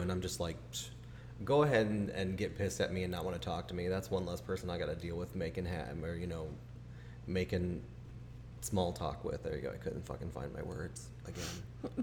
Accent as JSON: {"language": "English", "town": "Chicago", "region": "Illinois", "country": "United States", "tie": "born or raised there", "moved": "yes", "said": "growing up in Chicago with high school"}